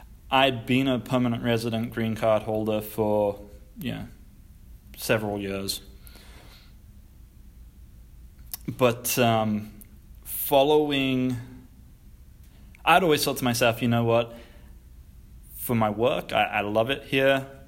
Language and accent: English; United Kingdom; also born or lived in New York / Los Angeles; now in Texas, United States; I grew up outside of London.